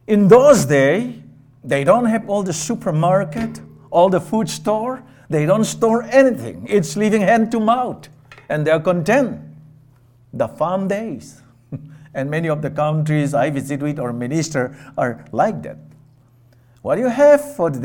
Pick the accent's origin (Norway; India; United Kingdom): India; moved away as an adult; I grew up, I was born in India, raised in India, part of my younger days, and then privileged enough to come over here and get my education